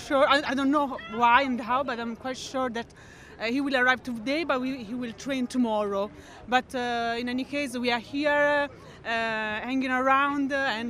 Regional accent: Tuscany, Italy; English is a second language

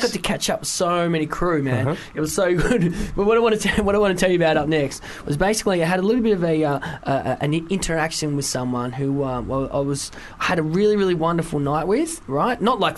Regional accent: Wales, United Kingdom; I'm from Wales, and I live right near Barfly.

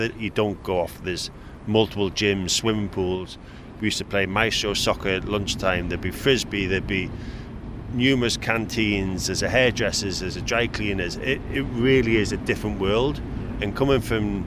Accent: Newcastle upon Tyne, North East England, United Kingdom; I'm from Newcastle

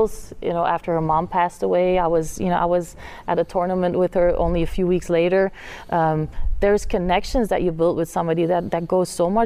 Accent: Flanders, Belgium; English is a second language; moved away as an adult; now in United States; my hometown in Belgium that has about 10,000 people

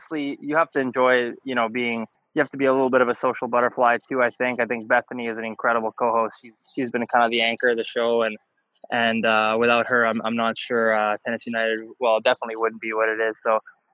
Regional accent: Canada; I'm a Canadian

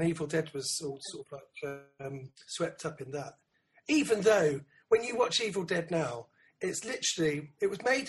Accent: London, United Kingdom; I grew up in London

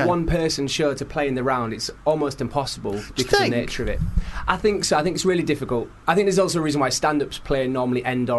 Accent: Scarborough, Yorkshire and the Humber, United Kingdom; moved away as an adult; It's my hometown theatre as well, so I'm from Scarborough.

